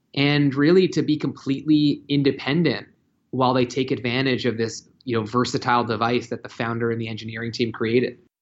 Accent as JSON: {"language": "English", "town": "Toronto", "region": "Ontario", "country": "Canada", "tie": "born or raised there", "said": "my hometown of Toronto"}